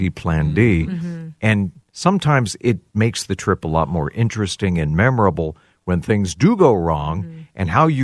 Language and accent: English; United States; I'm an American